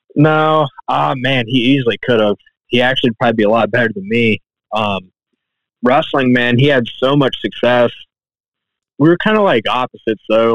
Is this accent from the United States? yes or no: yes; Carlisle, Ohio, United States; I'm from Carlisle, Ohio, Southwest Ohio